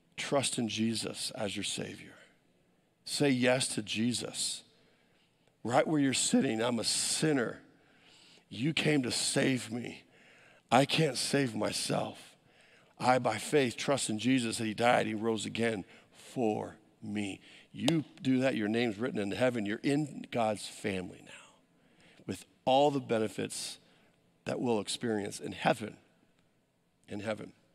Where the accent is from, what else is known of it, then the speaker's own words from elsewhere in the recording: United States; as an American